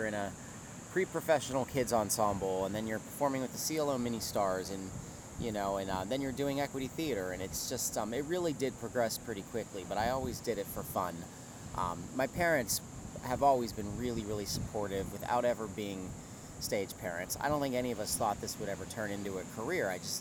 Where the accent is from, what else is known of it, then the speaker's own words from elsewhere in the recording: Pittsburgh, Pennsylvania, United States; moved away as an adult; also born or lived in Boston; now in New York, United States; I grew up rather sheltered in Pittsburgh